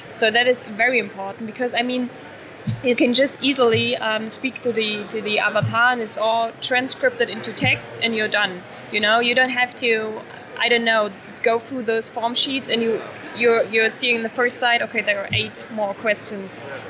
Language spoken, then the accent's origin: English; Germany; I think, I mean, we're from Germany.